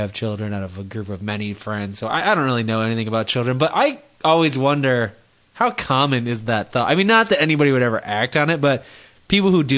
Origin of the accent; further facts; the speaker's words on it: Texas, United States; I'm from Texas